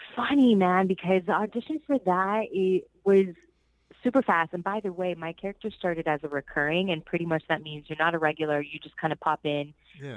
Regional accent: Orlando, Florida, United States; first language Spanish; English is a second language; also born or lived in Puerto Rico / Miami, Florida; I was born in Puerto Rico, um, and I was raised in Orlando, Florida

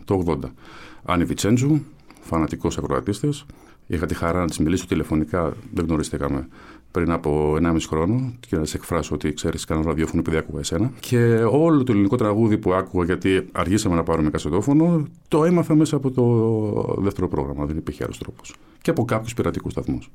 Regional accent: Athens, Attica, Greece; Εγώ γεννήθηκα στην ε, Κεφαλινίας, ε, βαφτίστηκα στον Άγιο Παντελεήμονα, εκεί έπαιζα.

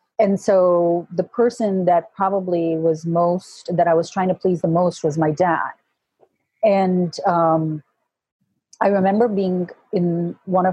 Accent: Kuwait; now in United States; I was born and raised in Kuwait, but my heritage is Indian and British

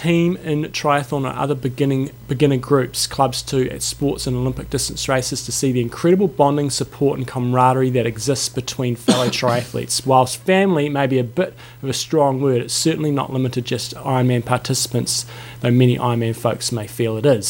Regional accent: New Zealand; we're from New Zealand.

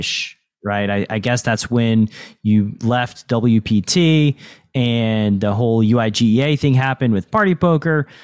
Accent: Tennessee, United States; I'm from Tennessee

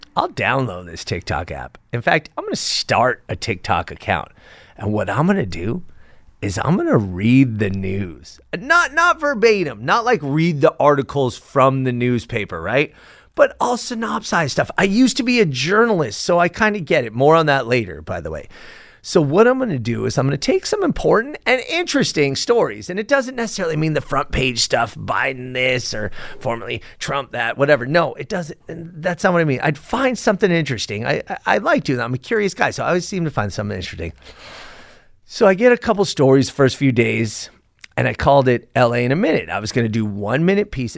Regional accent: Los Angeles, California, United States; born or raised there

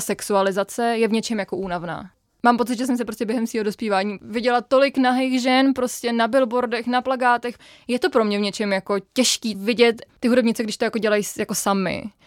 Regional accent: Czechia; holka, která vyrůstala v Česku v devadesátkách

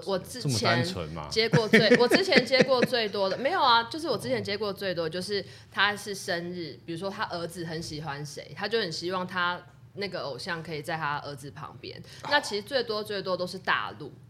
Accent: Taiwan; 因为我们从台湾过来，大家都要礼遇

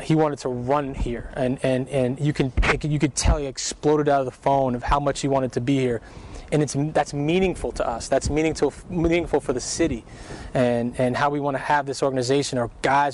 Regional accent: New York City, New York, United States; moved away; my hometown, Brooklyn

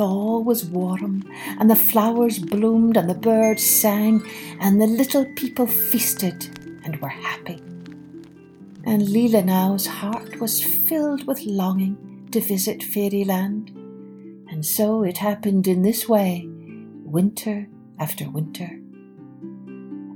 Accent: Scotland, United Kingdom; moved away; also born or lived in Ireland; growing up in Scotland and in Ireland

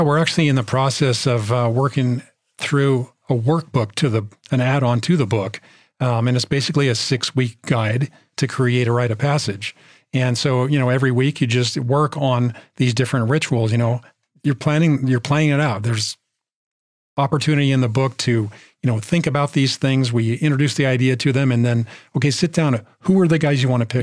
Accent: Bay Area, California, United States; we're from the Bay Area

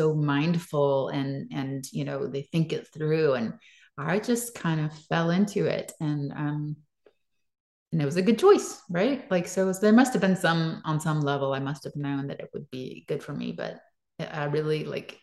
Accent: the South, United States; moved away; I grew up in the South

